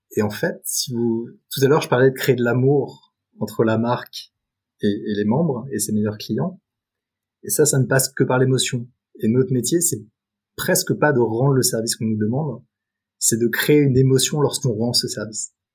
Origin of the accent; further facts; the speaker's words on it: Paris suburbs, Île-de-France, France; also born or lived in New York; j'ai grandi en banlieue parisienne